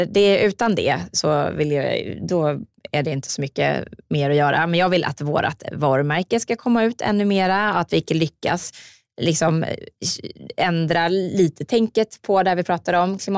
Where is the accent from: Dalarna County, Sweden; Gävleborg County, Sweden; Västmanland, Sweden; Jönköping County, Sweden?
Jönköping County, Sweden; Jönköping; jag kommer ju från Jönköping, jag vill ju gärna ha mitt bolag där.